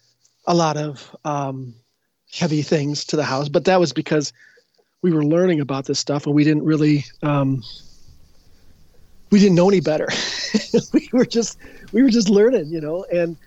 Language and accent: English; Edina, Minnesota, United States; I'm not sure if I've actually grown up yet, but I grew in Edina.